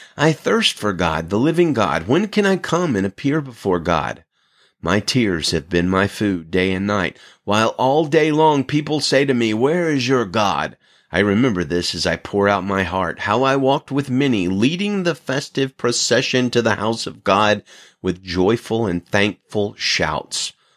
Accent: Alabama, United States; now in Salinas, United States; I'm originally from Alabama

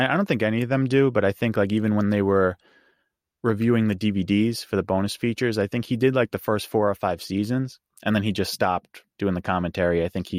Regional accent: New York, United States; I'm from New York.

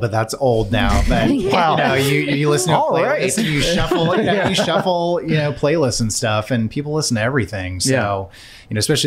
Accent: California, United States; moved away as an adult; now in Nashville, United States; I grew up in California, so I'm newer to Nashville. I've only been here 7 years now

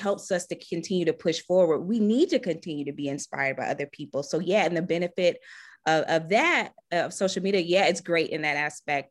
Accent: Charlotte, North Carolina, United States; I'm from Charlotte, North Carolina

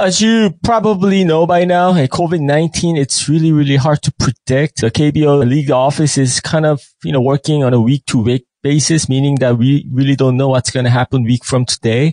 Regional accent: New York, United States; moved away as an adult; now in South Korea; I was raised up in basically I spent most of my time in New York

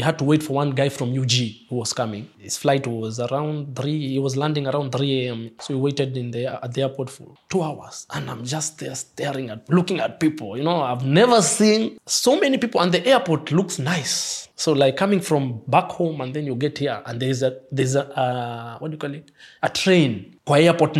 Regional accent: Ngong, Kajiado County, Kenya; moved away as an adult; also born or lived in Nairobi, Kenya; now in Dubai, United Arab Emirates; I'm from Nairobi, Kenya, but not specifically Nairobi, from Ngong Town, Ngong Hills.

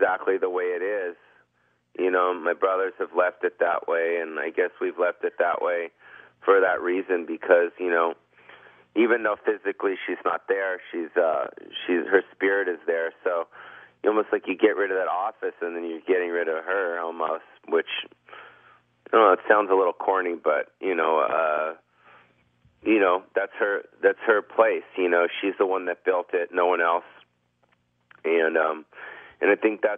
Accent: Beverly Hills, California, United States; I was born and raised in California my whole life

